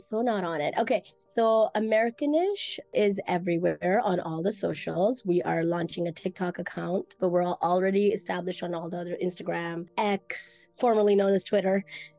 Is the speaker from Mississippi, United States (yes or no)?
yes; Mississippi, United States; And when I was growing up in Mississippi, I had some Black friends, but my closest friends were white.